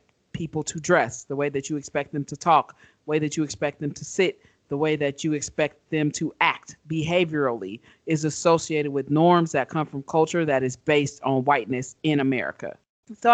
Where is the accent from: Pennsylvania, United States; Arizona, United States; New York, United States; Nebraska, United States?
Nebraska, United States; Omaha; moved away as an adult; also born or lived in New Mexico; I grew up in Omaha, Nebraska, in North Omaha